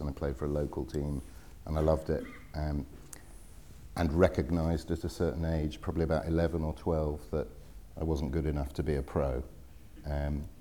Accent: Wimbledon, London, United Kingdom; I grew up in Wimbledon. My early years were spent in Wimbledon.

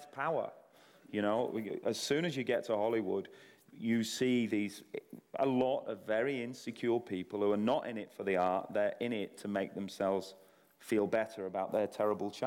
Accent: Salford, North West England, United Kingdom; I'm from Salford

